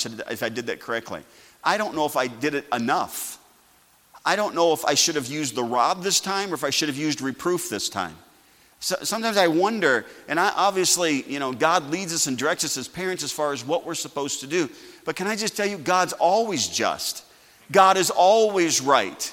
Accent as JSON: {"language": "English", "country": "United States", "said": "I'm still glad I'm an American"}